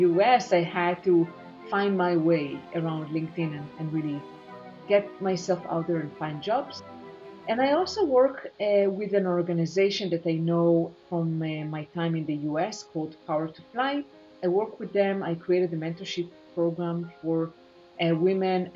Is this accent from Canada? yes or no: no; Israel; moved away as an adult; also born or lived in United States; I now reside in Israel, as you mentioned, and I'm originally from Israel. However, I did live in the US for 9 years